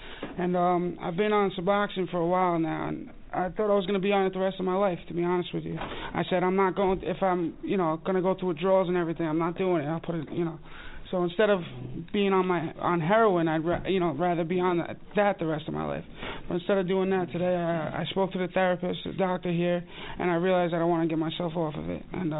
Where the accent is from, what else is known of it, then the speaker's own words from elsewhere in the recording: Yonkers, New York, United States; I'm from Yonkers